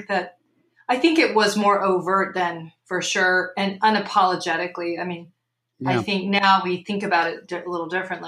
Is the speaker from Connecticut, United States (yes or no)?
no; Burlington, Vermont, United States; Sure. I grew up in Burlington, Vermont. My parents are Idaho born and bred people who grew up on farms in the Idaho Falls area.